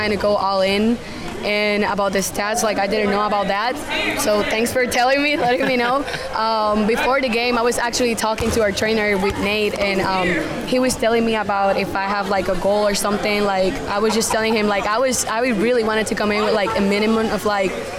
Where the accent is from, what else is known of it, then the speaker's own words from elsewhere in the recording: Richmond, Virginia, United States; I'm from here, Richmond, Virginia